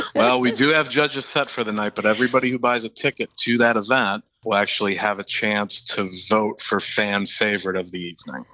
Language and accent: English; Hollywood, Florida, United States; growing up in Hollywood my entire life and, you know, being a kid from South Florida